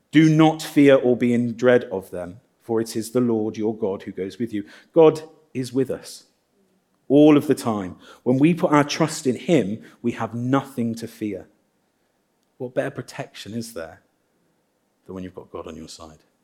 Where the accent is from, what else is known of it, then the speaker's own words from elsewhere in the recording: Midlands, United Kingdom; now in Guernsey; I'm from the Midlands